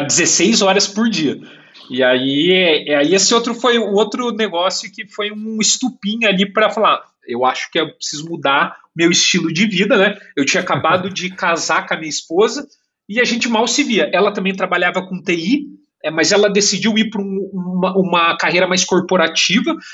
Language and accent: Portuguese; Curitiba, Paraná, Brazil; moved away as an adult; also born or lived in São Paulo, Brazil / Berlin, Germany; now in Canada; eu nasci em São Paulo, mas cresci em Curitiba